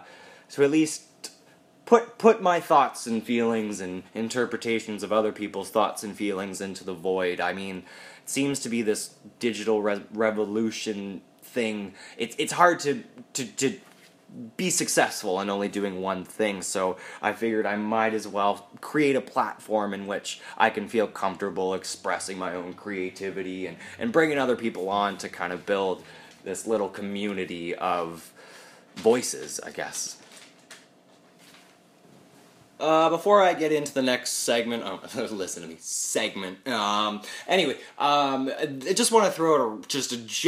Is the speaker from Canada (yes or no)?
yes; Peterborough, Ontario, Canada; also born or lived in Whistler, British Columbia; I was born in Peterborough in October of 1996, and I've been here pretty much ever since.